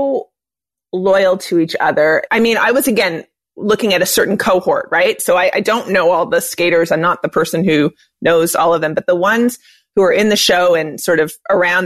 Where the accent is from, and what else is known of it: Montreal, Quebec, Canada; born or raised there